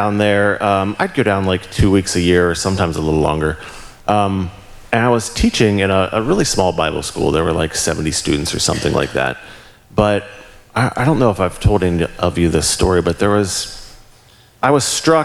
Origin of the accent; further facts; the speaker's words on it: Walkersville, Maryland, United States; moved away as an adult; also born or lived in Cumberland, Maryland; I grew up in Frederick, Walkersville